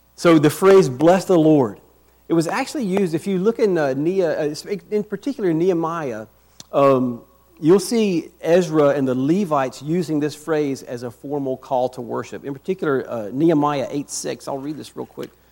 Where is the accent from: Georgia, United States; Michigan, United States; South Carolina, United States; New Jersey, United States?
South Carolina, United States; Rock Hill; moved away as an adult; also born or lived in Northern Virginia; now in Lynchburg, United States; We were originally from South Carolina. I'm from Rock Hill.